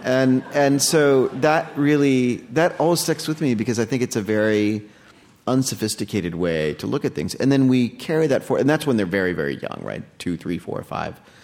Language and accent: English; United States; also born or lived in India; now in New York, United States; I was born in the States